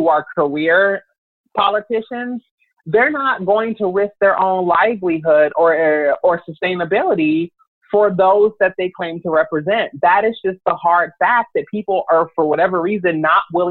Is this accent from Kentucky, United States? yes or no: yes; Louisville, Kentucky, United States; moved away as an adult; now in Los Angeles, United States; I'm originally from Louisville, Kentucky. I came out to Los Angeles in 2004